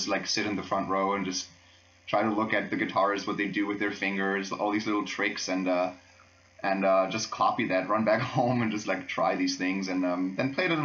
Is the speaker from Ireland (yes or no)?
no; Freiburg, Baden-Württemberg, Germany; English is a second language; I'm actually from Freiburg, so I'm from here